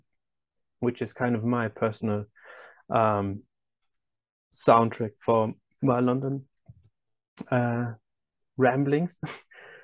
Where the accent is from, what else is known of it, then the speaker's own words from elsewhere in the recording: Germany; I'm from Germany, and I am German, as you can already tell by my name